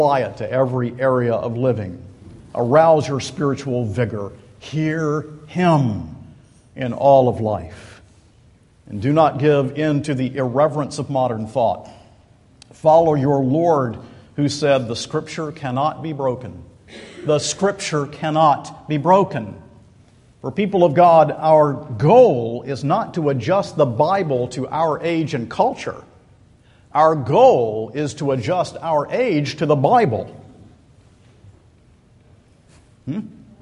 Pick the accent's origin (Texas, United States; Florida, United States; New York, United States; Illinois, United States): Florida, United States; Central; We're all from Central Florida.